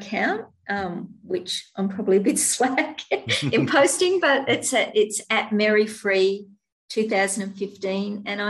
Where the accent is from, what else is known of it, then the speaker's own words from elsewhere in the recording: Australia; Australian. I'm an Aussie.